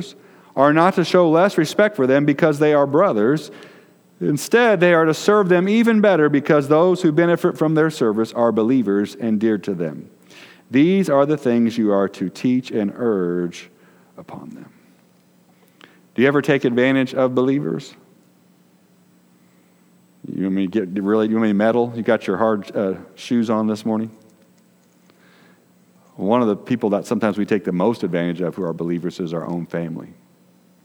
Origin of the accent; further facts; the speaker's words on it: Decatur, Illinois, United States; where we grew up in Decatur, Illinois